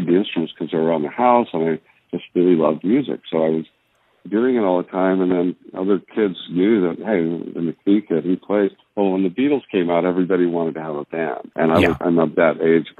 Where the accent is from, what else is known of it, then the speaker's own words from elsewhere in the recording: California, United States; I'm what you might call oil field trash from California